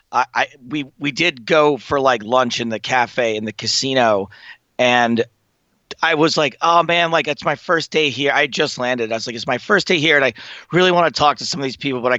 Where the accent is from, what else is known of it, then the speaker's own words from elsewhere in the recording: England, United Kingdom; But as an English person, they'll give you a break.